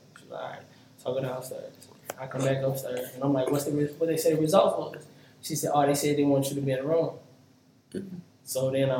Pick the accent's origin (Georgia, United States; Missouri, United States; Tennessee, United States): Missouri, United States; St. Louis; moved away; also born or lived in Miami / New Orleans / Dallas; grew up in St. Louis